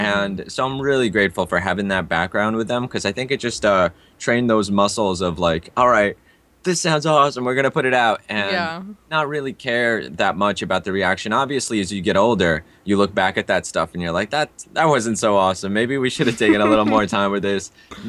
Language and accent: English; Russia; born there; also born or lived in India; So being that, you know, I was born in Russia, lived in India for a bit.